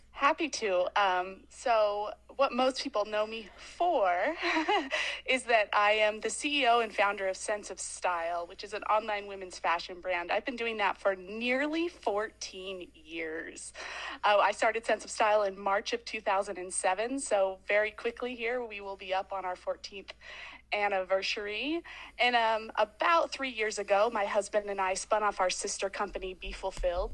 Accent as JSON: {"language": "English", "town": "Boise", "region": "Idaho", "country": "United States", "tie": "born or raised there", "said": "I grew up in Boise, Idaho, in quite a traditional"}